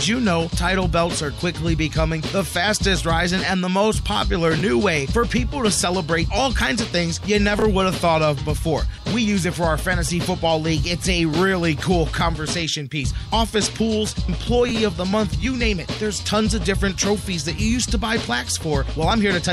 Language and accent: English; Cleveland, Ohio, United States